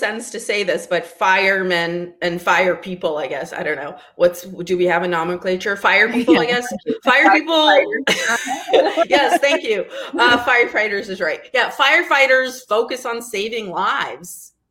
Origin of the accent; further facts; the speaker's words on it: Odesa, Odesa Oblast, Ukraine; moved away; when I was a kid growing up in Odessa, Ukraine